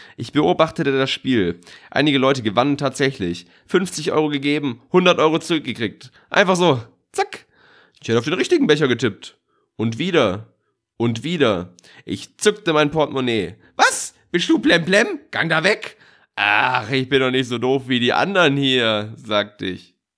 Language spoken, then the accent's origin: German; Swabia, Germany; now in Munich, Germany; ich bin Schwabe